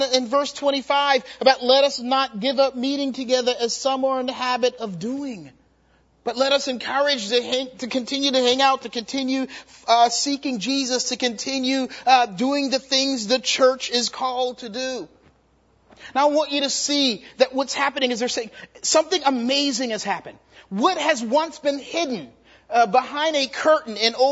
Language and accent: English; Charleston, South Carolina, United States; I'm from Charleston, South Carolina